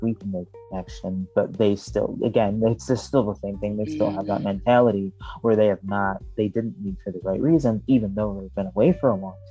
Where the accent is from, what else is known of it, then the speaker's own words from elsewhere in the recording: Michigan, United States; also born or lived in Chicago; I'm from Michigan, but and I live in Michigan now.